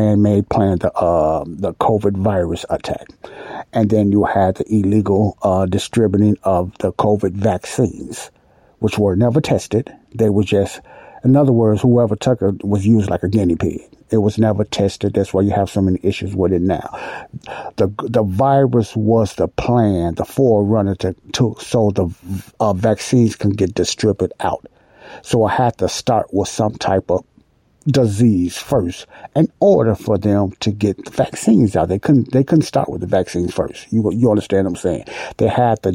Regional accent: Chicago, Illinois, United States; I was born and raised in Chicago, Illinois.

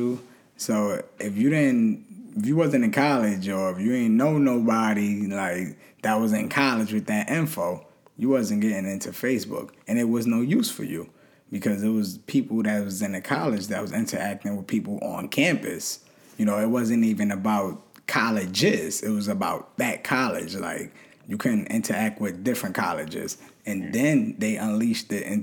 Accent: New York City, New York, United States; just a poor kid from Brooklyn

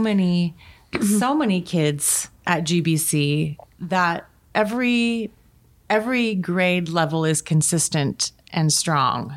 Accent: Gresham, Oregon, United States; also born or lived in Washington; I grew up in Gresham too.

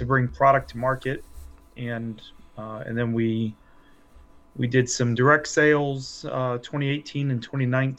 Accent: Glen Allen, Virginia, United States; also born or lived in Hanover County, Virginia; I grew up in Glen Allen as a suburbanite when it was all farms

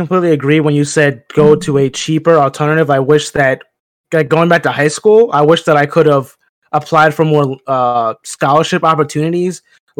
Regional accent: Chester, Pennsylvania, United States; I'm from Pennsylvania, small town, right outside of Philly, Chester, Pennsylvania. So right outside there, grew up in the Delaware County area, moved around, but from that area. So I rep Philly, even though I'm not from Philly

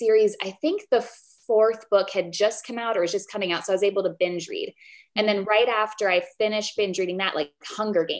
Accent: Columbus, United States; moved away; I grew up in Columbus

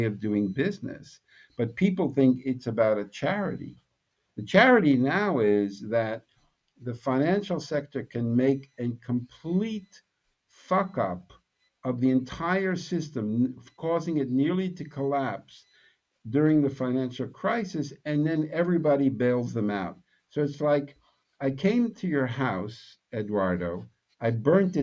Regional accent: New York City, New York, United States; I'm from Brooklyn

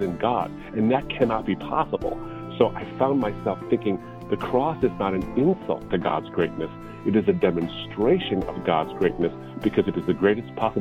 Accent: Detroit, Michigan, United States; I was born and raised in the States. In the Detroit, Michigan area

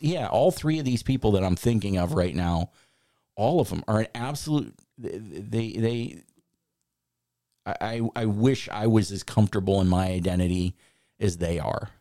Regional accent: Chicago, Illinois, United States; now in Florida, United States; I grew up in Chicago

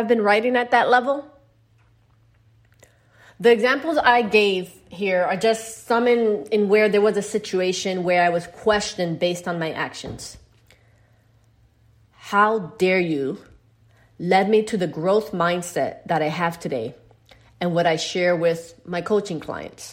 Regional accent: New York City, New York, United States; Growing up in the Bronx, New York, I lived in a house

